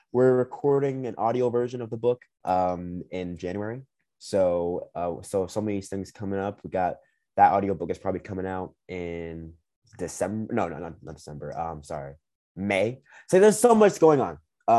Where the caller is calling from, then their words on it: Minnesota, United States; And right now, currently, I'm calling you from Minnesota.